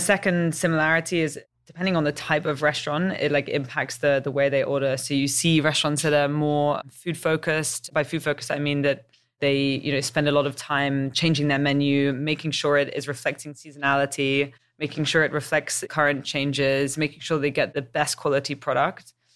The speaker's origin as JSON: {"language": "English", "region": "England", "country": "United Kingdom", "also_born_or_lived": "Chicago / San Francisco / New York", "moved": "as an adult", "said": "I've got a bit of an accent. Uh, I'm English"}